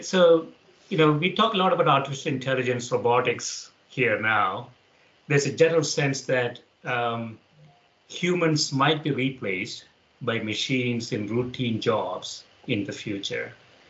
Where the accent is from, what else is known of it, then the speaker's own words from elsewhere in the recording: South India, India; I was growing up in South India